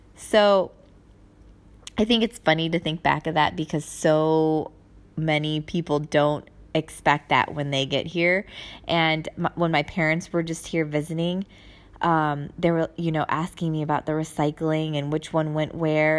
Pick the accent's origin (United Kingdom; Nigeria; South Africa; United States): United States; moved away as an adult; now in Germany; I'm Asian and then being American